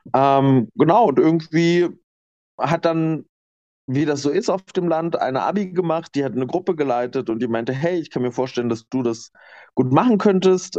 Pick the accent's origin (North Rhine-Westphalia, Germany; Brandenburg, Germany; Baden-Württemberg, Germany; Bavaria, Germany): Brandenburg, Germany; Lower Lusatia; moved away as an adult; also born or lived in Nuremberg; now in Leipzig, Germany; ich komme aus der Niederlausitz in Brandenburg